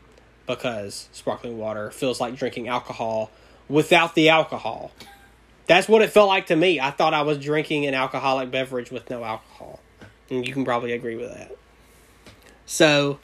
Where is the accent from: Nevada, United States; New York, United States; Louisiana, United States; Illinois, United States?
Louisiana, United States; I'm from Louisiana.